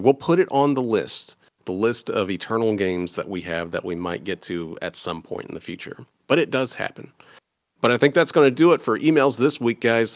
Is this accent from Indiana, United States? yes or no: yes; Indiana, United States; I am from Indiana